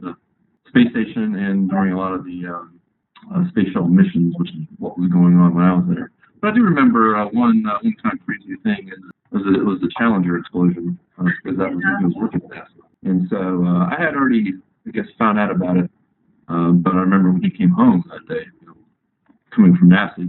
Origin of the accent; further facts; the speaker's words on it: Annapolis, Maryland, United States; moved away; also born or lived in Foxborough, Massachusetts; junior high, I guess part of elementary, junior high, and high school were all in Annapolis, Maryland